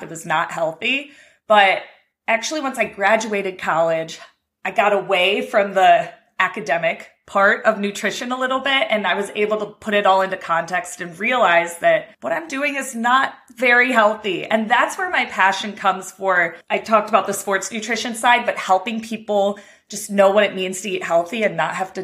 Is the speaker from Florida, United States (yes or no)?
no; Cleveland, Ohio, United States; I'm from Cleveland, Ohio